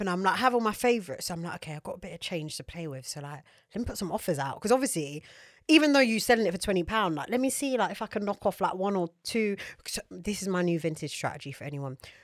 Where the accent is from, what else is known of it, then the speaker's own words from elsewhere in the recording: United Kingdom; as British people